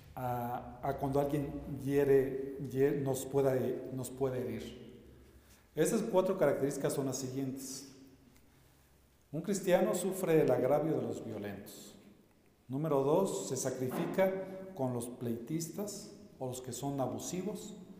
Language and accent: Spanish; Mexico; nosotros como mexicanos